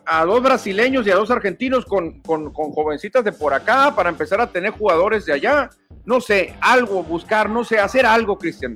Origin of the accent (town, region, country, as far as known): Mexico